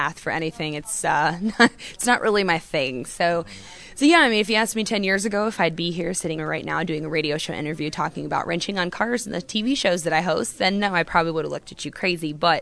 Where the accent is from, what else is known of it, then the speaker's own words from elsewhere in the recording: Daytona Beach, Florida, United States; growing up in Daytona, obviously motorcycles have a pretty big influence in Daytona.